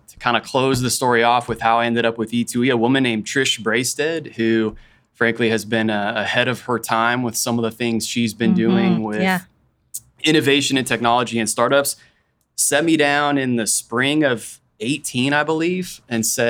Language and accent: English; Wichita, Kansas, United States; also born or lived in Haysville, Kansas / Andover, Kansas / Rose Hill, Kansas; I'm from Wichita. For folks that are in the area, like I started in Hayesville. I went to USD 259. I went to Andover schools. I went to Rose Hill schools. I went to Wichita State